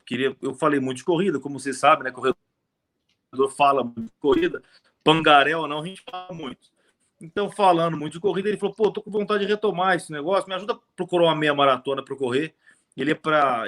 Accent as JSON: {"language": "Portuguese", "region": "São Paulo", "country": "Brazil", "said": "a gente é de São Paulo, aqui da capital"}